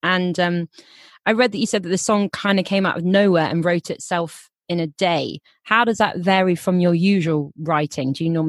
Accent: Minehead, South West England, United Kingdom; I'm from Minehead

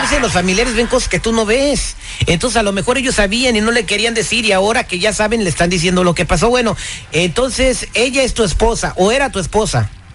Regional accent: Pittsburg, California, United States; donde yo nací se llama Pittsburgh, California.

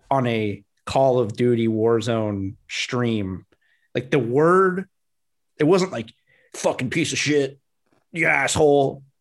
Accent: South Florida, United States; growing up in South Florida

